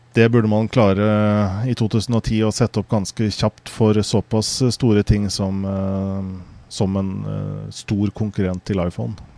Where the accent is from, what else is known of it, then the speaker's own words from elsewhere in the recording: Norway; jeg er norsk